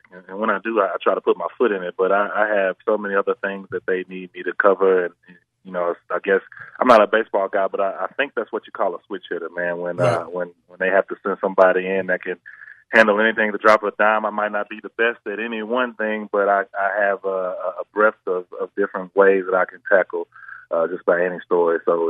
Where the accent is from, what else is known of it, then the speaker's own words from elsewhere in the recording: Memphis, Tennessee, United States; Well, for the record, I'm from Parkway Village originally, and I'm a downtowner now.